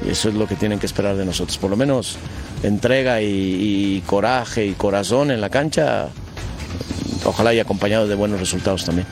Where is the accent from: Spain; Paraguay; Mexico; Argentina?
Mexico; moved away as an adult; also born or lived in Europe; soy mexicano, que crecí aquí, que me, crié aquí, que, más allá que he estado toda mi carrera en Europa, soy más mexicano que, el nopal.